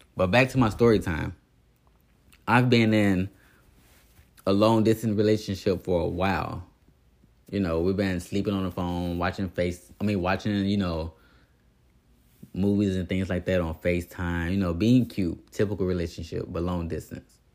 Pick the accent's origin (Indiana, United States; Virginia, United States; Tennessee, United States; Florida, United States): Indiana, United States; moved away as an adult; also born or lived in Las Vegas; I'm from Indiana